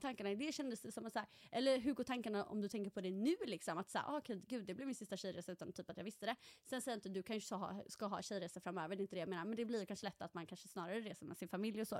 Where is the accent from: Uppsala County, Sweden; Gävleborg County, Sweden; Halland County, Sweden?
Halland County, Sweden; Halmstad; moved away as an adult; also born or lived in Stockholm; now in Norway; född och uppvuxen i Halmstad, flyttade till Stockholm rätt efter studenten.